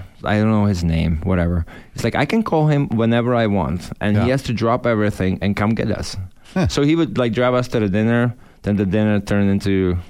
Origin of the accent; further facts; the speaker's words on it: Czechia; moved away as an adult; he lived in Prague and it's like an hour away from my hometown.